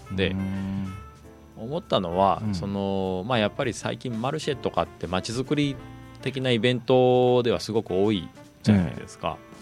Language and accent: Japanese; Kochi, Japan; moved away; 私高知なんですけど